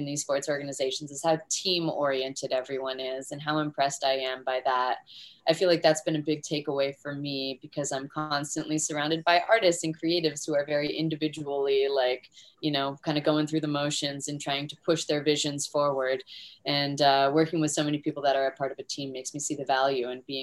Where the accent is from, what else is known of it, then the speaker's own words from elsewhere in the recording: Florida, United States; where I grew up here in Florida